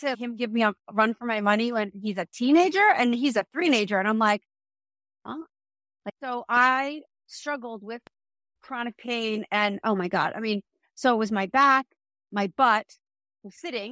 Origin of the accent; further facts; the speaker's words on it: New Jersey, United States; moved away; also born or lived in New York; I'm from New Jersey